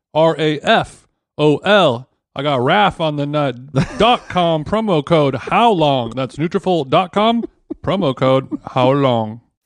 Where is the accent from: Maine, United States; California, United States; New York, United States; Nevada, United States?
California, United States; Los Angeles; Los Angeles